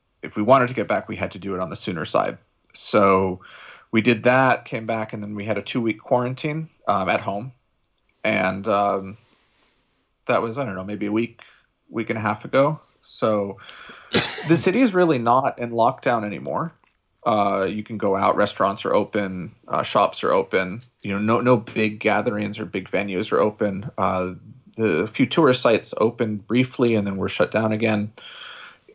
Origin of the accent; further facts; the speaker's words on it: United States; now in Shanghai, China; my wife and I'm from New York or New Jersey. I have family in Jersey and in New York